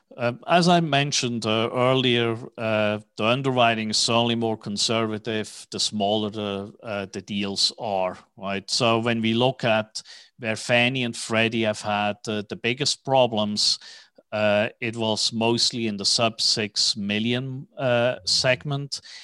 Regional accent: Switzerland; moved away as an adult; also born or lived in New York / Tokyo / Hong Kong; now in Dallas, United States; as you can hear from my accent, I'm, uh, not originally from Texas, even though I have been living in Dallas now for fifteen years. I was born in Switzerland

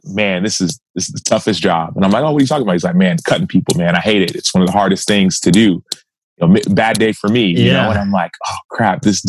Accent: Dallas, Texas, United States; I'm from Dallas, Texas

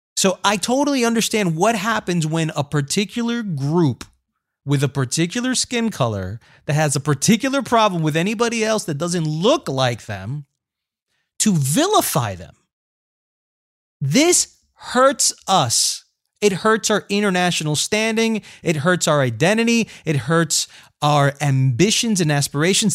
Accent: Colombia; I am Colombian

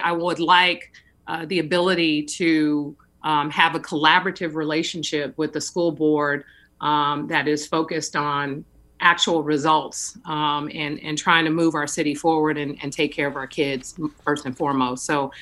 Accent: San Francisco, California, United States; I have been really fortunate growing up in San Francisco, attending public schools

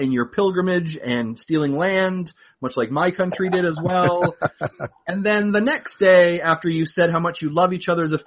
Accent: Canada; being Canadian, we celebrated our Thanksgiving the proper time of the year

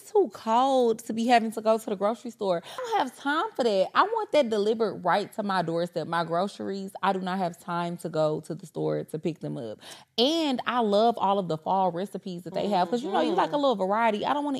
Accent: DeKalb County, Georgia, United States; I grew up in DeKalb County.

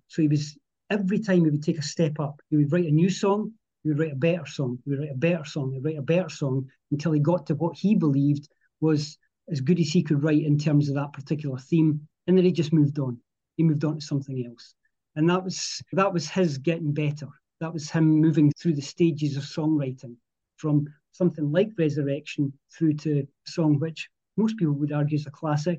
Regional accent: Edinburgh, Scotland, United Kingdom; I grew up here. I live about 7 miles outside Edinburgh, and I was born in Edinburgh, and my family lived just outside, and I live probably a couple of miles away from where I lived in, as a child.

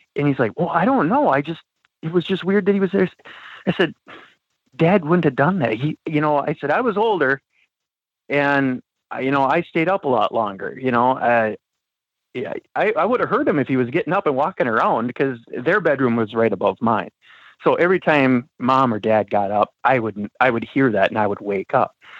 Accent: Wisconsin, United States; now in Minnesota, United States; I grew up in Wisconsin

